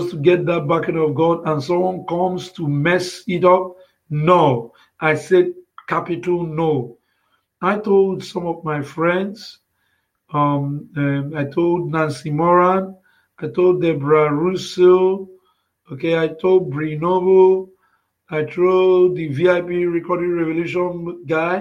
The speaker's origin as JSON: {"language": "English", "country": "Nigeria", "tie": "born or raised there", "said": "I came out from Nigeria. I was born in Nigeria"}